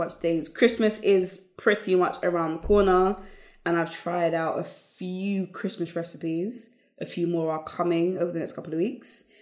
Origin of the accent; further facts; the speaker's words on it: United Kingdom; we are Black British.